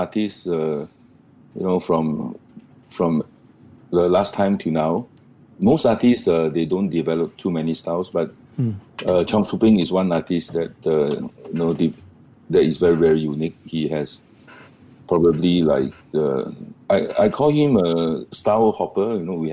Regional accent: Singapore

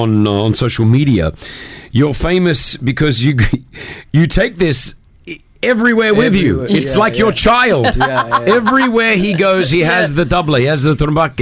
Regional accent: Sydney, New South Wales, Australia; moved away as an adult; now in Dubai, United Arab Emirates; even growing up in Sydney, you know, I grew up in Australia, but I'm Lebanese.

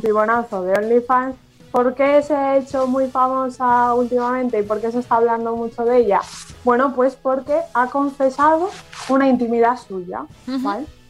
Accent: Galicia, Spain; como buena gallega me y periodista

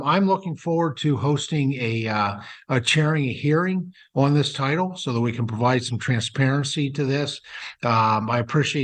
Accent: Pennsylvania, United States; my home state of Pennsylvania

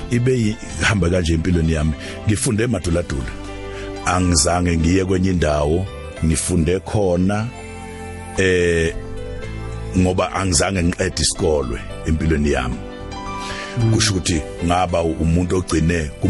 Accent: Nquthu, KwaZulu-Natal, South Africa; la engivela khona ngizalwa enquthu endaweni yasemaduladula abakithi ke abaningi … ngobuningi bavela egoqwaneni endaweni yakhona enquthu ngakomphondi

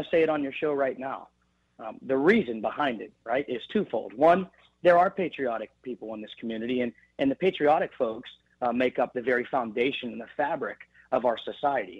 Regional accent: Beaver, Pennsylvania, United States; now in Slippery Rock, United States; my days in Beaver, Pennsylvania, my hometown

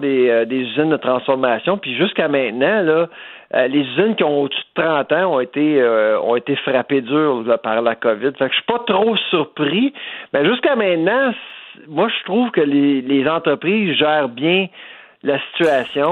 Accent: Quebec, Canada; moved away; je suis québécois d'origine, j'ai vécu ailleurs

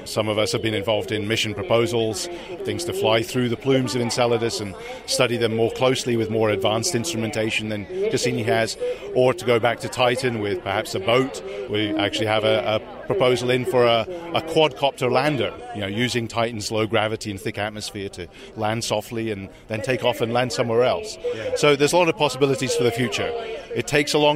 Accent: United Kingdom; moved away; also born or lived in Netherlands / United States

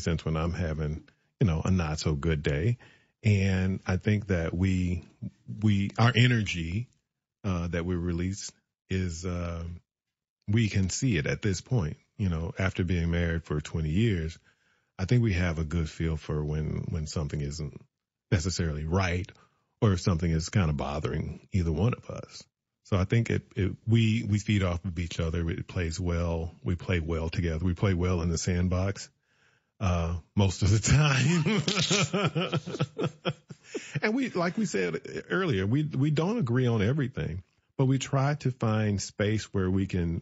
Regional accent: the South, United States; I'm a Southerner

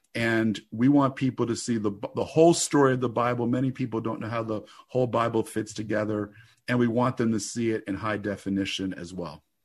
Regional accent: New Jersey, United States; I grew up in the Holy Land, New Jersey

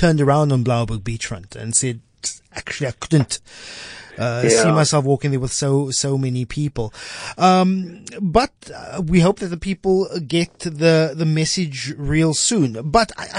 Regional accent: South Africa; as a South African boy who sees snow on TV

